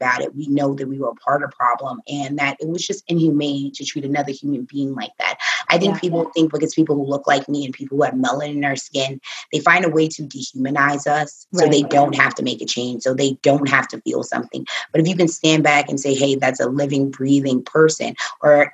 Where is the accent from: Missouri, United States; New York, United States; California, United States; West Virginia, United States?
New York, United States; New York City; I was raised with a million Puerto Ricans. Like, I'm from the Bronx.